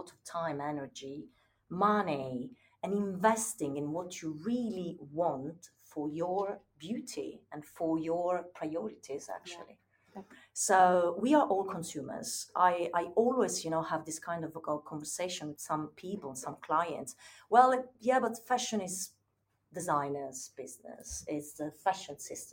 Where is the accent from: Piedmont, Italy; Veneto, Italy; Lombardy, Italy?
Piedmont, Italy; Turin; moved away; when I was a teenager in my hometown in Italy, in Turin